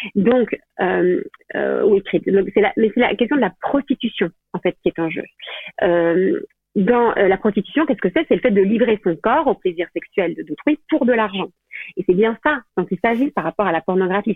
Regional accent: Belgium; moved away as an adult; now in France; je viens de Belgique, enfin, je suis complètement belge mais j'habite en France, là, depuis, depuis combien de temps Depuis, euh, depuis 8 ans

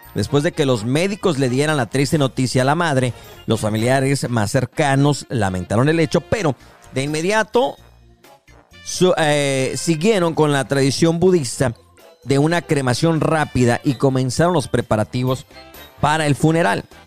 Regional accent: Mexico; now in United States; como mexicanos de repente cruzamos el charco y ya nos hicimos gringos

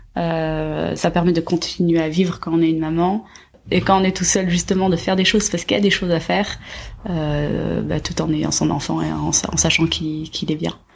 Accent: Basque Country, France; also born or lived in Asia; now in Paris, France; Je suis originaire du Pays Basque

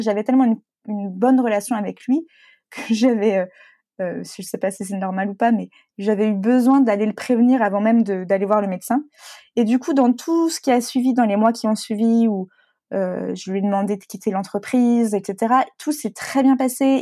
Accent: Brittany, France; moved away; also born or lived in Paris / Lyon; je suis bretonne

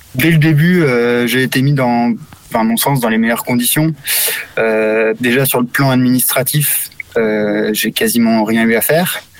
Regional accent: Brittany, France; also born or lived in Madagascar / Morocco; j'ai 33 ans, je suis breton

